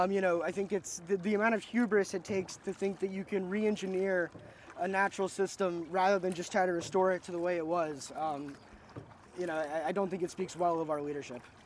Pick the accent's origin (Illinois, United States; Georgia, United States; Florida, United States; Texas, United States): Florida, United States; North; I grew up in North Florida